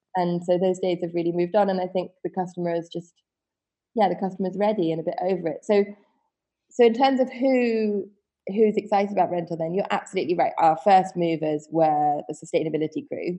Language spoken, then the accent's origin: English; Wiltshire, South West England, United Kingdom; I was born in Wiltshire, which is a, a, county out in the West Country in the UK. In and I grew up in a um, very small, I would say village